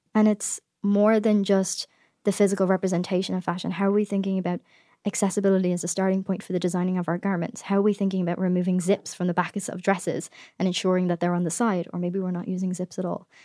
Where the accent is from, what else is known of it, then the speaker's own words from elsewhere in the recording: Ireland; now in United States; as an Irish person who has a podcast